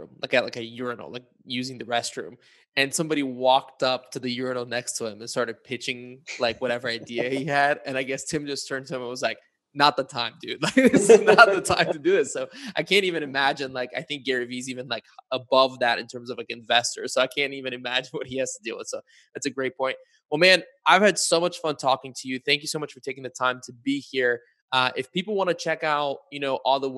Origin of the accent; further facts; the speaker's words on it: Bulgaria; moved away; I was born in Bulgaria and I still spend quite a bit of time in Bulgaria